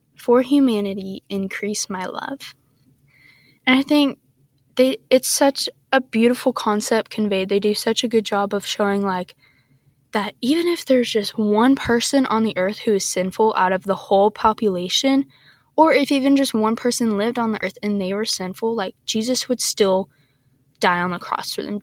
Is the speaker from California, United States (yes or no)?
no; Texas, United States; I'm from Texas